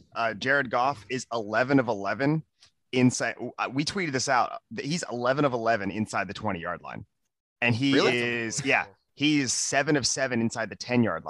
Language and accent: English; Pittsburgh, Pennsylvania, United States; I'm from Pittsburgh.